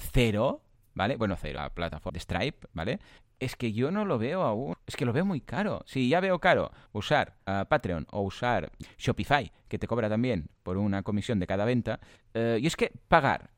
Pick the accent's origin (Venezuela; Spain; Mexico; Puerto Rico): Spain; Catalonia; yo igual es que soy muy catalán